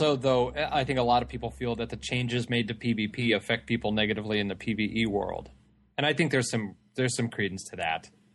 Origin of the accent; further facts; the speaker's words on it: California, United States; I'm from California